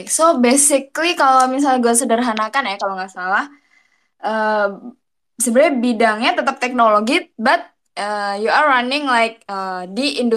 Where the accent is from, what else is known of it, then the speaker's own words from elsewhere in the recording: Malang, East Java, Indonesia; now in Jakarta, Indonesia; Iya, sekarang gue sayangnya tidak di Malang ya, saya merantau ke Jakarta.